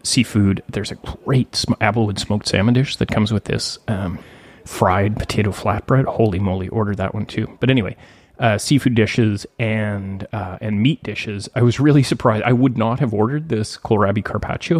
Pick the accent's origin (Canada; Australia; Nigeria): Canada; Gibsons, British Columbia; my hometown of Gibson's